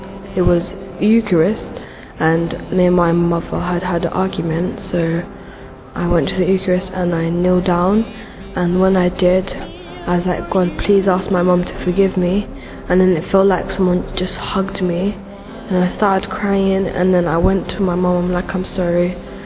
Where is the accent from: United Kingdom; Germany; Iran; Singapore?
United Kingdom; London; I'm 11 years old. I was born in London, South London.